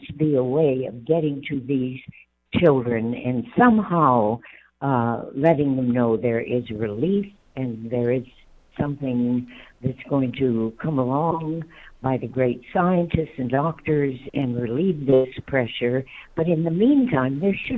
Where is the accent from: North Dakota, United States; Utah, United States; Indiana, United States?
North Dakota, United States; moved away; also born or lived in Lynwood, California; I was originally from North Dakota myself